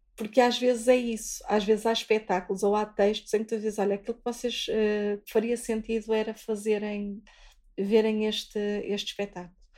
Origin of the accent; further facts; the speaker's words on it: Vizela, Braga, Portugal; eu sou de Vizela